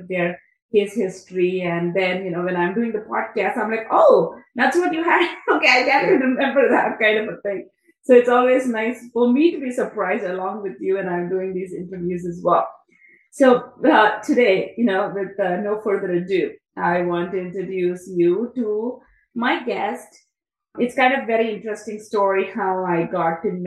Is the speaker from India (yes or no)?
yes; India; I'm from India